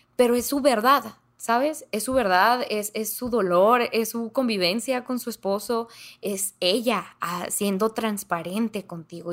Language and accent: Spanish; Ciudad Juárez, Chihuahua, Mexico; accent: norteño; sí, soy de Ciudad Juárez, Chihuahua, entonces pues norteña, norteña de corazón